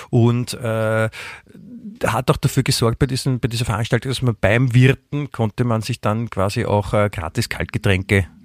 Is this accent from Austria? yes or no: yes; Vienna, Austria; als Wiener kann man sich ja gut dran, dran festhalten, dass woanders es den Leuten auch schlecht geht